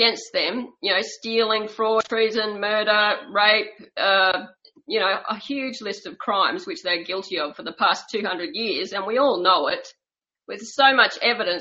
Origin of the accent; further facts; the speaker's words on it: Australia; I'm an Australian-born teacher